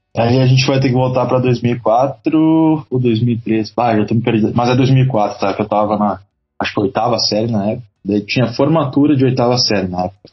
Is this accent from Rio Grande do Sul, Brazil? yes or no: yes; Novo Hamburgo, Rio Grande do Sul, Brazil; Fala do Vale dos Sinos, mais exatamente de Canudos, Novo Hamburgo.